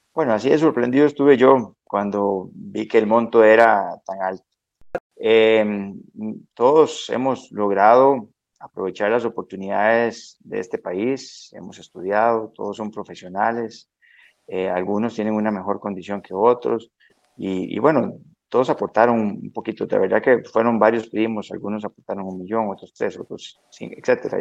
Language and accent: Spanish; San Mateo, Alajuela, Costa Rica; nací en el hospital de Alajuela, pero eh, soy de San Mateo, de los Montes del Aguacate, de uno de los distritos de San Mateo.